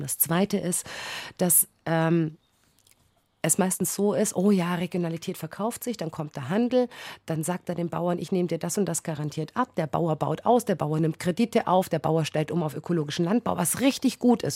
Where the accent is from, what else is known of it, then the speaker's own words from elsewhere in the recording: Bavaria, Germany; bei uns in Bayern